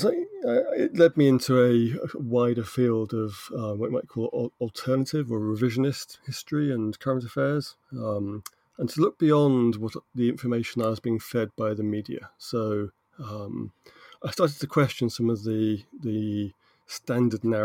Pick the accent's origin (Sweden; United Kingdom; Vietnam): United Kingdom; I'm British